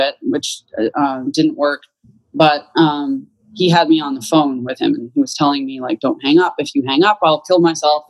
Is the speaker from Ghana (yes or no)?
no; Canada; moved away as an adult; now in United States; I was born and raised in Canada